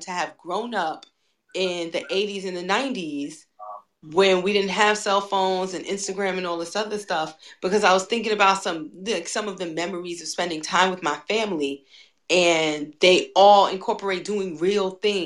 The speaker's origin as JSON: {"language": "English", "region": "New York", "country": "United States", "tie": "born or raised there", "said": "I grew up in New York."}